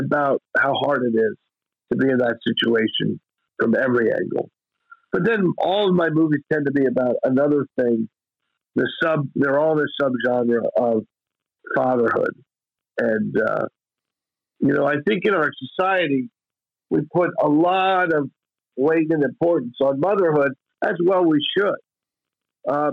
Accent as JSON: {"language": "English", "town": "Bethlehem", "region": "Pennsylvania", "country": "United States", "tie": "born or raised there", "said": "we shot it in my hometown"}